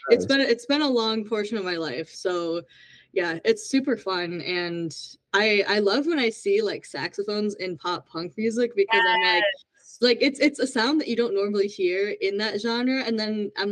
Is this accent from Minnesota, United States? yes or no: yes; Minneapolis, Minnesota, United States; I'm from Minneapolis